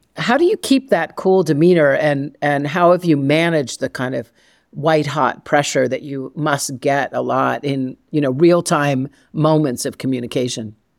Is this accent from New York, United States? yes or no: no; Massachusetts, United States; growing up in Massachusetts